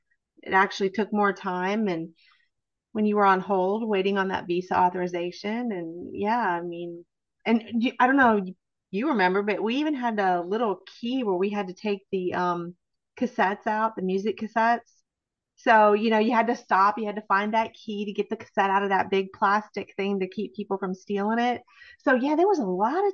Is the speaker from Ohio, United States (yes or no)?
yes; near Cleveland, Ohio, United States; moved away as an adult; also born or lived in Anchorage, Alaska / Washington, D.C. / Nashville, Tennessee; I grew up near Cleveland, Ohio.